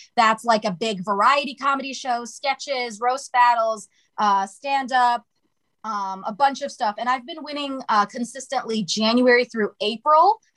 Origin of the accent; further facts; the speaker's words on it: Toledo, Ohio, United States; moved away as an adult; now in California, United States; so I'm originally from Ohio